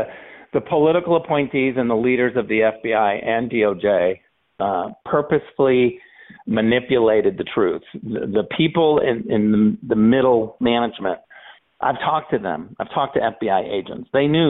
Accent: California, United States; also born or lived in Berlin; I'm a Californian

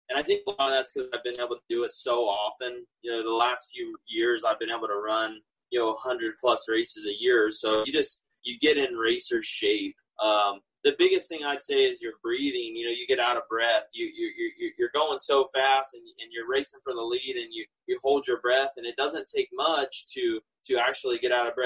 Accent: California, United States; I grew up in California

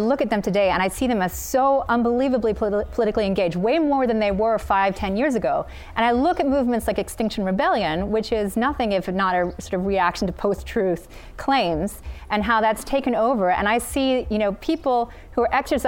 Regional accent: United States; moved away as an adult; now in United Kingdom; an American educated in Britain

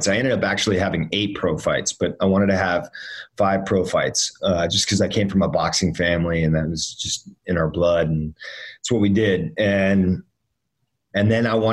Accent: Miami, Florida, United States; also born or lived in Northern Virginia; when I was around five, my parents split up, and I moved down to Miami with my mom. And so then I grew up with my, pretty much my mom and my stepdad down in Miami

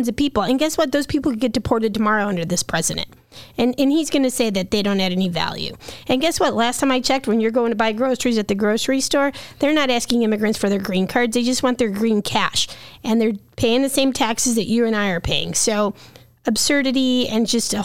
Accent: Illinois, United States; I was born here

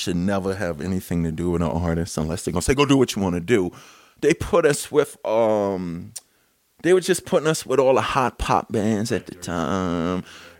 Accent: New York City, New York, United States; 77 WABC, growing up in New York City

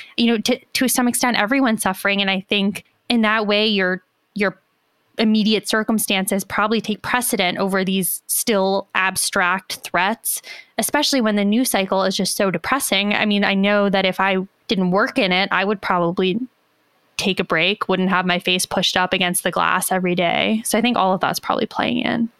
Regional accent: United States; As an American

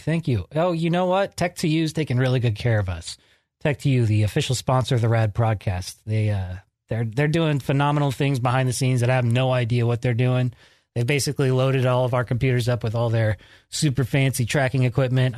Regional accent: Georgetown, California, United States; moved away as an adult; also born or lived in Sacramento; I moved up to Georgetown at about, uh, first grade. And I grew up up there until about eighteen

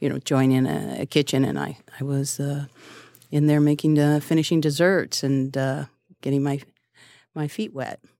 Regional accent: California, United States; now in New York City, United States; I'm a Californian

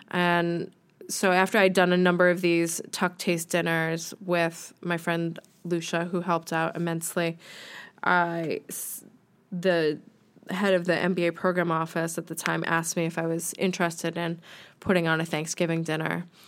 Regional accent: United States; moved away as an adult; now in United Kingdom; I'm American

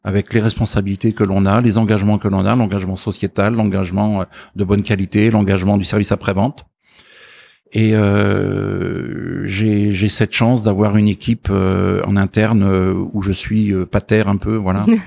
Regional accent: Ardennes, Grand Est, France; je suis issu du, monde agricole à la frontière belge, donc dans les Ardennes.

